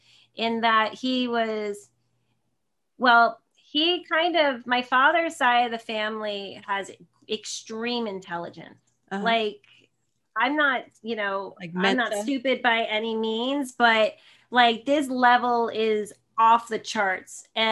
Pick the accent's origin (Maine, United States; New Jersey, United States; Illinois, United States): New Jersey, United States; now in San Jose, United States; I'm in San Jose, California, but I'm originally from Northern New Jersey near New York City. So I'm a total Jersey girl. I'm a total East Coast girl.